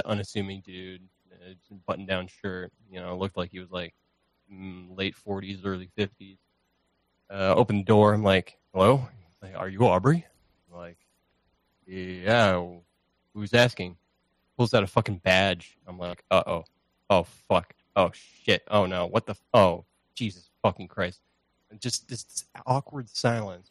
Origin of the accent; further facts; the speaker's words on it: Canada; I'm Canadian